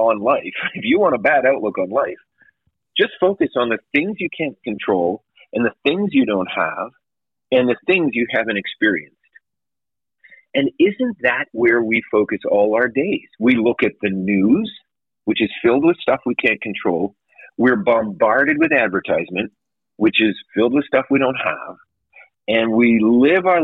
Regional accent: Canada; now in United States; I'm from Canada

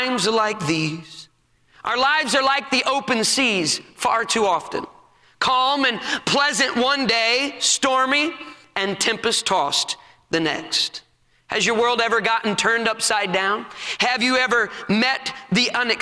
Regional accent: United States; we are going to sit down as American Christians

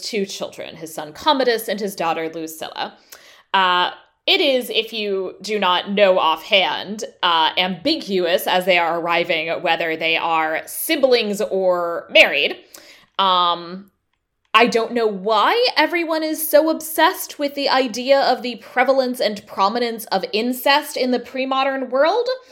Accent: United States; as an American living uh, in the years after the, pu, after the Trump presidency

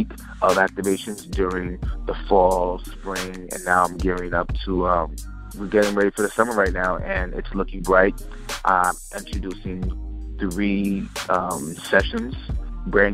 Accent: New York City, New York, United States; I was born and raised in New York City

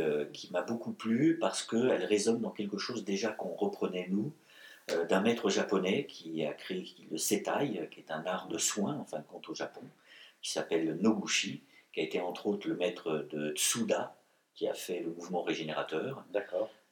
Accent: Breton, Brittany, France; je suis un breton, je suis un celte, je suis un gaulois.

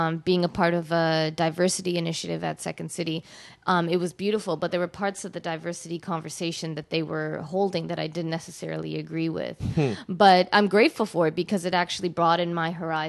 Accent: Canada; also born or lived in London, United Kingdom / Mauritius (ancestry); I was born in the UK and then raised in Canada.

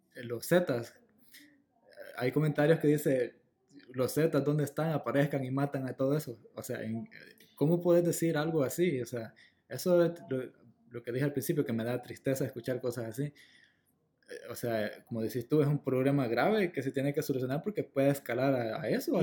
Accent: El Salvador; moved away as an adult; now in Los Angeles, United States; yo me regresaría a El Salvador a vivir allá, porque mm, de donde soy, la verdad, allá nací

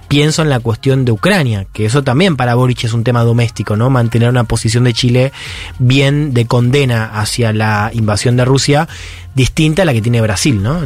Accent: Peru

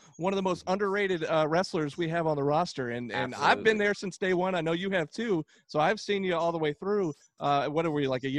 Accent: Tucker, Georgia, United States; I grew up in Tucker, Georgia.

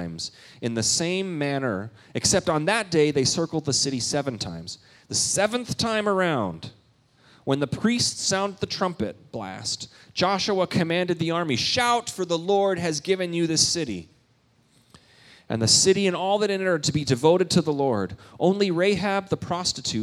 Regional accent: Canada; moved away; I'm Canadian

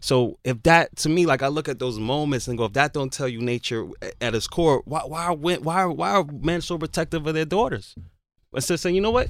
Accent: Jamaica; me growing up as a Jamaican

